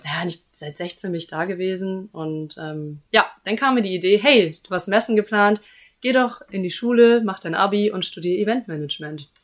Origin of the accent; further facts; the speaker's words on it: Immenstedt, Schleswig-Holstein, Germany; moved away as an adult; now in Hamburg, Germany; ich komme aus Husum ähm, aus Immen steht, ehrlich gesagt. Das ist jetzt nochmal zehn Kilometer von Husum entfernt, ganz dörflich